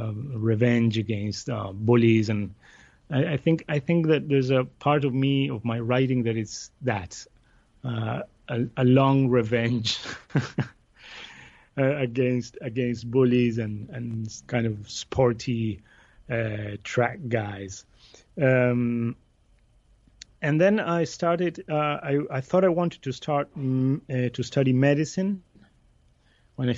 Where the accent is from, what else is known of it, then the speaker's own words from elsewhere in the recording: Buenos Aires, Argentina; I grew up in Buenos Aires in Argentina